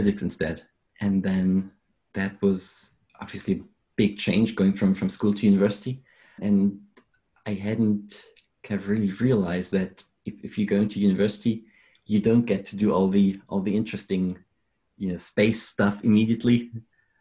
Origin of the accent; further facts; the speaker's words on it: Germany; moved away as an adult; now in London, United Kingdom; I'm originally from Germany